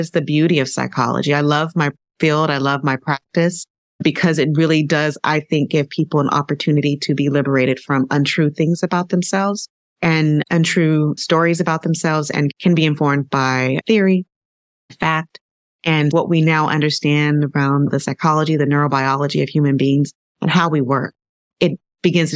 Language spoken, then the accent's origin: English; Southern California, United States; I grew up in Southern California, and I grew up in a blended family.